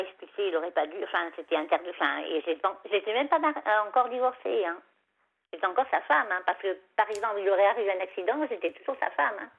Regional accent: Savoie, Auvergne-Rhône-Alpes, France; moved away; chez moi en Savoie, parce que moi en Savoie, quand, quand j'habite en Savoie, j'avais un petit chemin comme ça, puis il y, avait, il y avait mon chalet, quoi. Enfin, le chalet de mes parents

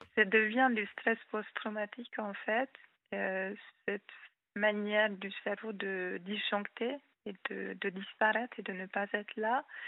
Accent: Hungary; first language Hungarian; French is a second language; moved away as an adult; now in France; je suis hongroise.

